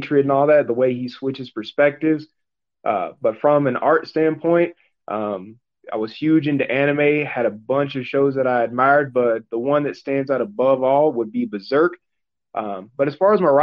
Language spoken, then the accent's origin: English; Mississippi, United States; I was born and raised in Mississippi